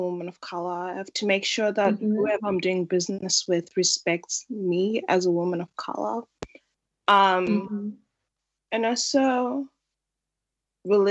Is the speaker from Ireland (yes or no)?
no; Australia; also born or lived in Zimbabwe / South Australia; now in Melbourne, Australia; I was born in Zimbabwe and raised in Australia. I've lived in Australia majority of my life, with part of it being spent in South Australia before I moved to Melbourne